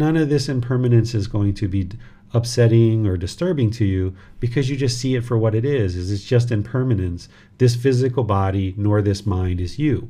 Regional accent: United States; This physical body was born in America

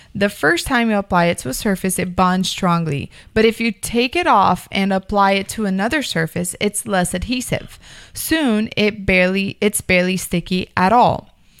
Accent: Miami, Florida, United States; I grew up in Miami

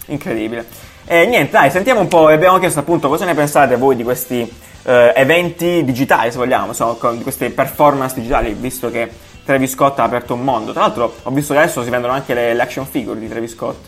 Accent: Apulia, Italy; moved away; io organizzo un festival giù da me eh, in Puglia, nel mio paesino

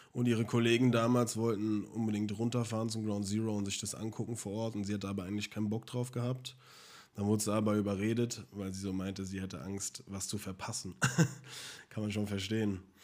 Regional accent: Germany; bei uns in Deutschland

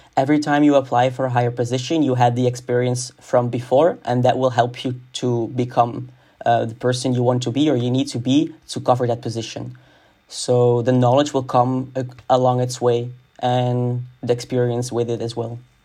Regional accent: Hasselt, Flanders, Belgium; moved away as an adult; now in Antwerp, Belgium; I come from Hasselt, which is a city in Limburg

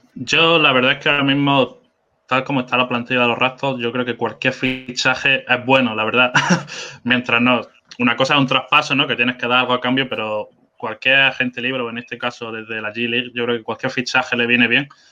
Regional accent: Spain; also born or lived in south of England; now in England; yo no soy inglés, soy de España, pero que estoy aquí viviendo y trabajando.

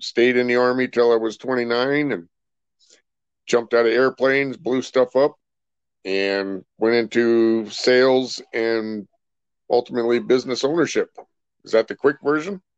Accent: Rancho Cucamonga, California, United States; also born or lived in Billings, Montana; Pretty much grew up there in California, out in the Rancho Cucamonga area

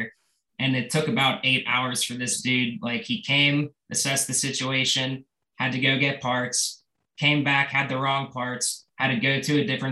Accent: Pittsburgh, Pennsylvania, United States; my hometown Pittsburgh

